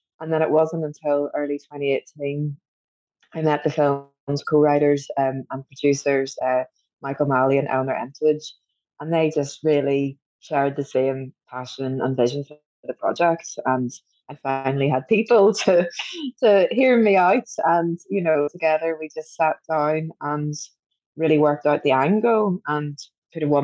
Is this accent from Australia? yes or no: no; Belfast, Northern Ireland, United Kingdom; when I was a young teenager growing up in Belfast